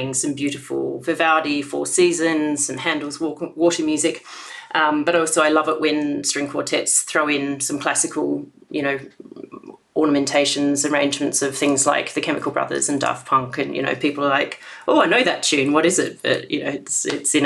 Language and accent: English; Australia; when I was growing up in Australia